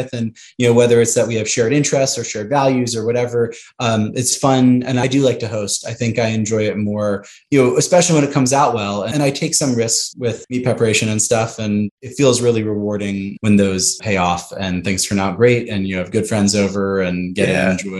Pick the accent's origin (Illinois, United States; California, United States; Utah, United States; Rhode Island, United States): California, United States; Santa Monica; moved away as an adult; also born or lived in Chicago; now in Houston, United States; I grew up in Santa Monica, West